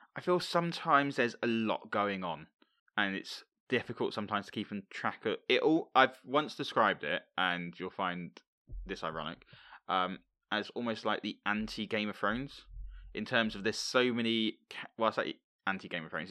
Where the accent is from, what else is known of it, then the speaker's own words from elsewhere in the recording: Hemel Hempstead, East of England, United Kingdom; It's actually filmed in my hometown